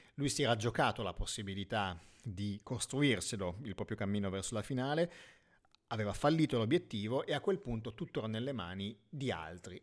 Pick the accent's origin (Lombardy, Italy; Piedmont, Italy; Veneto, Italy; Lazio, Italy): Piedmont, Italy; essendo io piemontese